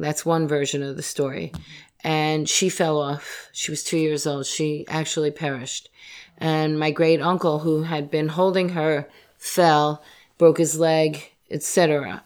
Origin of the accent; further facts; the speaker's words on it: Yonkers, New York, United States; growing up in Yonkers